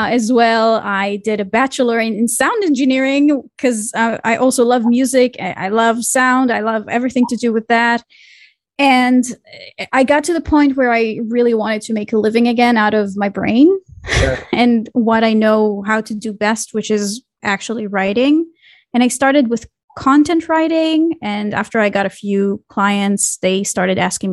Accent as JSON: {"language": "English", "country": "Israel", "tie": "born or raised there", "said": "I grew up in Israel"}